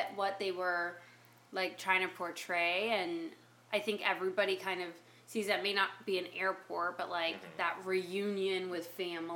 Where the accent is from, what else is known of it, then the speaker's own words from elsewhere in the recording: United States; I'm American.